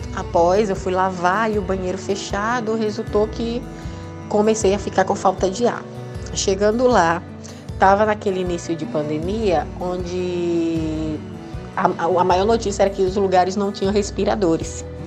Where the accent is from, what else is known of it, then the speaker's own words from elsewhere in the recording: Aracaju, Sergipe, Brazil; sou de Aracaju, Sergipe